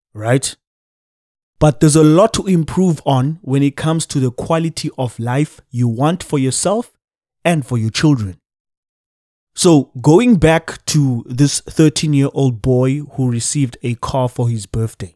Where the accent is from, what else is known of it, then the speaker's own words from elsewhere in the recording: Cape Town, Western Cape, South Africa; I am from Gugule to Cape Town, South Africa.